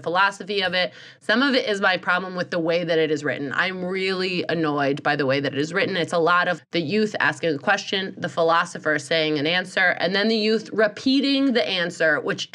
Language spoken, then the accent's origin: English; United States; I'm from America.